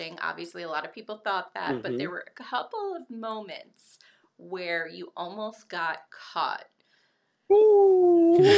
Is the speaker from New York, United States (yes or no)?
yes; New York, United States; I'm Italian and from New York